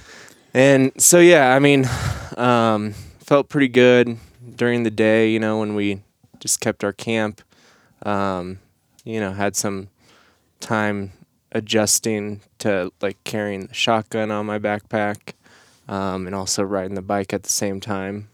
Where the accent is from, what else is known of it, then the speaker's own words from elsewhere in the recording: Nebraska, United States; moved away as an adult; I grew up in Nebraska